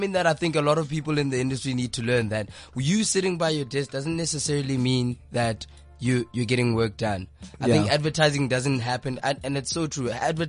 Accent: Polokwane, Limpopo, South Africa; moved away; I'm from Polokwane, Flora Park.

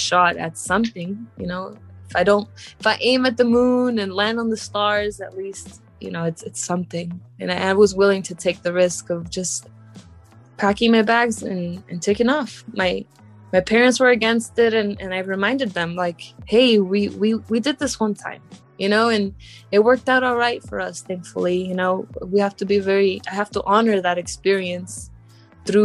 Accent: Morelia, Michoacán, Mexico; now in New York, United States; I'm an immigrant. I was born in Mexico, Morelia, Michoacán, which is very, very southwest of Mexico

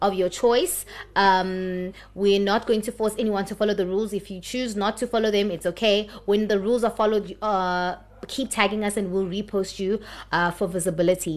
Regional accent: Pretoria, Gauteng, South Africa; moved away as an adult; now in Johannesburg, South Africa; I'm originally from Pretoria. Yes, guys, sorry, I'm from Pretoria.

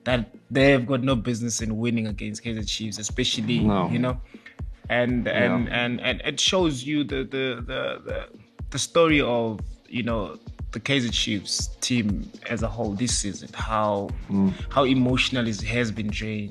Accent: South Africa; as a South African football fan

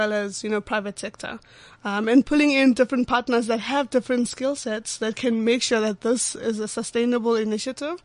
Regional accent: Pretoria, Gauteng, South Africa; I grew up in Pretoria, Atteridgeville.

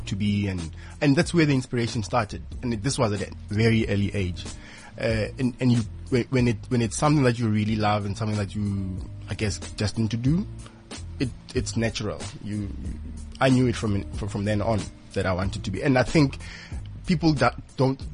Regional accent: Limpopo, South Africa; I'm from Limpopo

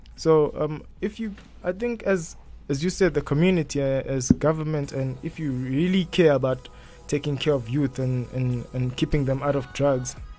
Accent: Mpumalanga, South Africa; I grew up in Mpumalanga

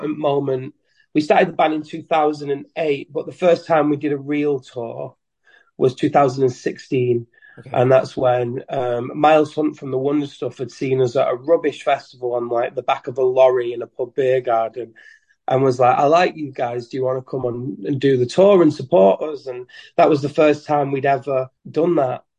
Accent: Leigh, North West England, United Kingdom; I'm in Lee, which is my hometown where I'm from.

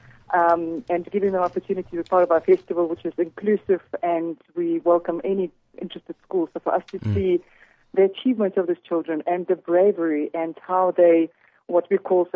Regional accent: Saint Petersburg, Russia; moved away as an adult; also born or lived in Siberia, Russia; now in South Africa; I was born in Russia, so originally from Siberia, and I grew up in St. Petersburg

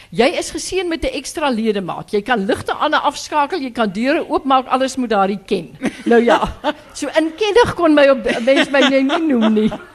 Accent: Graaff-Reinet, Eastern Cape, South Africa; now in Stellenbosch, South Africa; ek kom van Graafrenet, uh, die ou droë wêreld, maar een van die mooiste gedeeltes in die Karoo.

